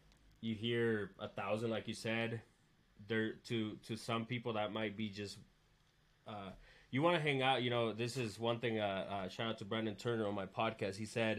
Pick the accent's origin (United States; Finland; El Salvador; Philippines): El Salvador; moved away; I come from El Salvador